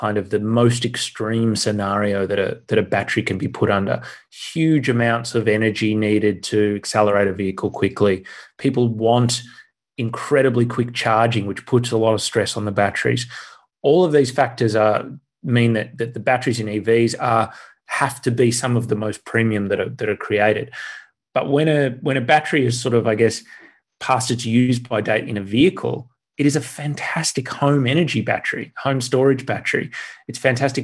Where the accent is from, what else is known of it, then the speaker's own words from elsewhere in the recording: Australia; I'm an Australian